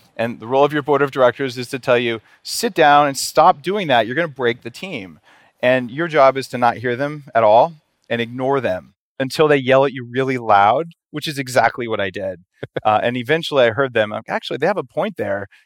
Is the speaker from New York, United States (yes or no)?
no; New Mexico, United States; I grew up in New Mexico